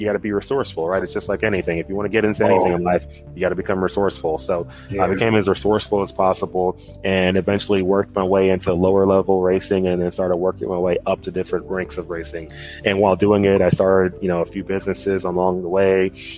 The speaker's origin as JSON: {"language": "English", "town": "Dallas", "region": "Texas", "country": "United States", "tie": "born or raised there", "moved": "yes", "lives_now": "California, United States", "said": "I live in the U.S. I'm actually in California right now, but I grew up in Dallas, Texas. Both of my parents are immigrants from Nigeria."}